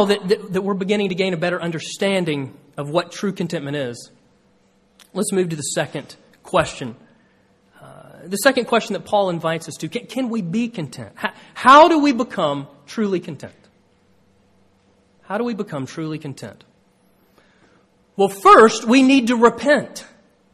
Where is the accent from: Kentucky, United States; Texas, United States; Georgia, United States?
Georgia, United States; moved away; when I was a kid growing up in Georgia